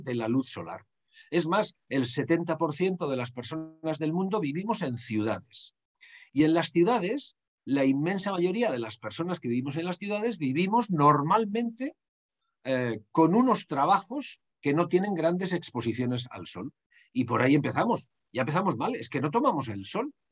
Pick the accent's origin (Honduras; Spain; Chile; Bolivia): Spain; Basque Country; En mi país, en el País Vasco